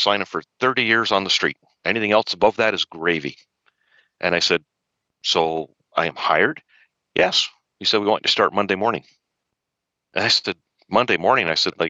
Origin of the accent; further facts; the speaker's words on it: Windsor, Ontario, Canada; also born or lived in London, Ontario; I grew up in Windsor